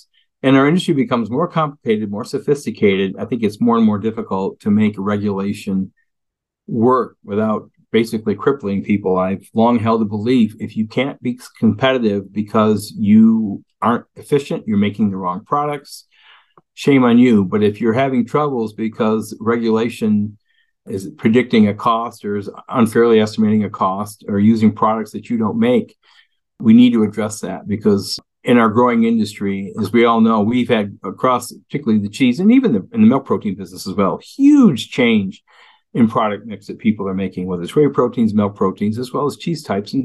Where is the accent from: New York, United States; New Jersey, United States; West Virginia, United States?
New York, United States; Western; also born or lived in Cincinnati; now in Wisconsin, United States; I was raised with that in Western New York